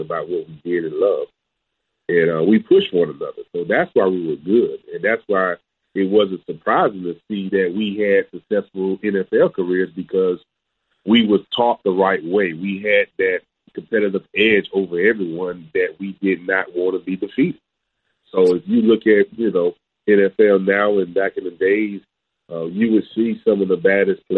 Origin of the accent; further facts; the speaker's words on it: Port St. Lucie, Florida, United States; going to high school, playing in, you know, my hometown, Santa Lucia's at the time.